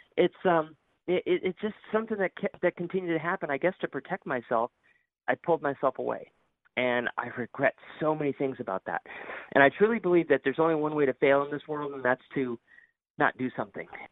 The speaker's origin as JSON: {"language": "English", "town": "Bristol", "region": "Connecticut", "country": "United States", "tie": "born or raised there", "moved": "yes", "lives_now": "Florida, United States", "said": "I was born and raised in Bristol, Connecticut"}